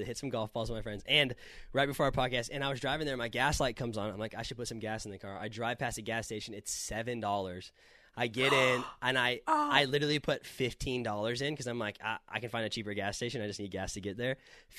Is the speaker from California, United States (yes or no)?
yes; California, United States; Growing up in California, I would give anything for $5 gas.